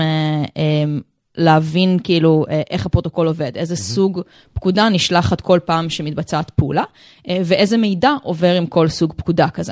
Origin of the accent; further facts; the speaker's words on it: Rehovot, Central District, Israel; now in Tel Aviv, Israel; אני בת 32 אה, מתל אביב, במקור מרחובות